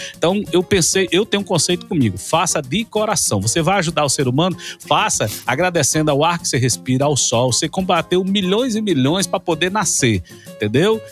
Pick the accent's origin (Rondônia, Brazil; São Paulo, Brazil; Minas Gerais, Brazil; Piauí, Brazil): Rondônia, Brazil; Porto Velho; moved away as an adult; now in Goiás, Brazil; eu sou de Porto Velho, Rondônia, eu não sou nordestino, eu sou do norte do Brasil